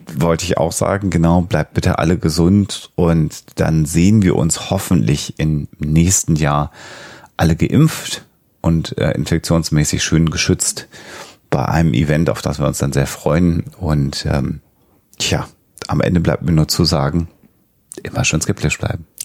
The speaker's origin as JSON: {"language": "German", "country": "Germany", "said": "als Deutscher"}